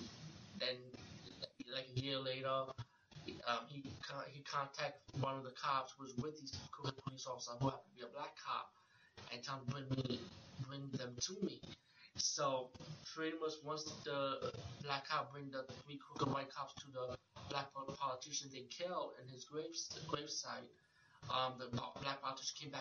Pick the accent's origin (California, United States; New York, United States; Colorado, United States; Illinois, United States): New York, United States; New York City; I'm from the Bronx